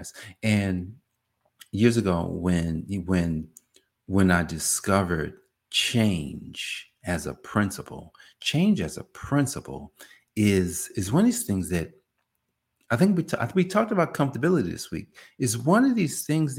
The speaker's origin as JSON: {"language": "English", "region": "New Jersey", "country": "United States", "said": "I'm from Jersey"}